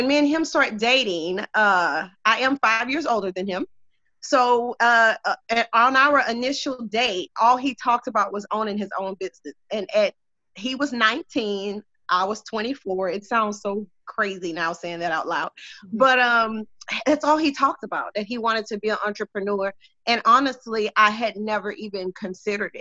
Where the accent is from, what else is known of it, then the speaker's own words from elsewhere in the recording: Beaumont, Texas, United States; I am born and raised here in Beaumont, Texas